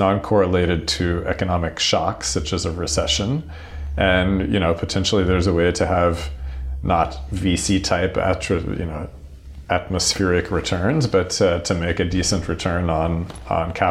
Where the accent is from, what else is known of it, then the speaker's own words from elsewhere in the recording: United States; I'm an American music and technology lawyer by background